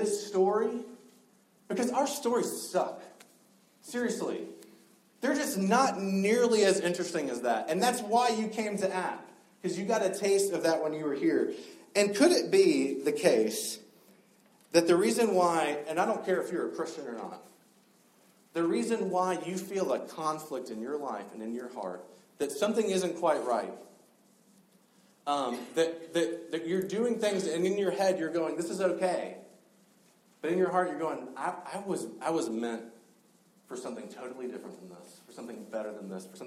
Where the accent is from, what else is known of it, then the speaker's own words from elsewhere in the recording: South Georgia, United States; moved away; I grew up in South Georgia